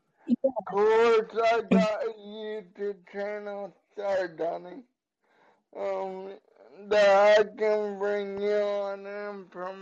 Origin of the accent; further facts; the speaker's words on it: Georgia, United States; moved away as an adult; now in Florida, United States; I grew up in Georgia. Now I have been in Florida since COVID started